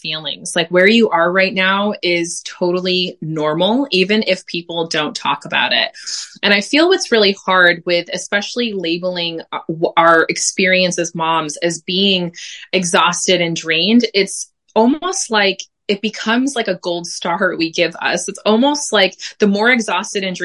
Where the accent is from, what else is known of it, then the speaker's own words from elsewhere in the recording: United States; moved away as an adult; now in Belgium; I am also an American mama living in Belgium.